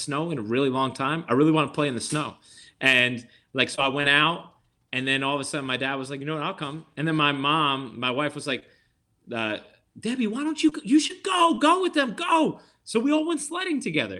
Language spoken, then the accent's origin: English; New York, United States; also born or lived in Dutchess County / the Bronx / Manhattan; I'm from New York. I've lived here. you know, I've lived either, uh, in, uh, Dutchess County, the Bronx, or Manhattan my entire life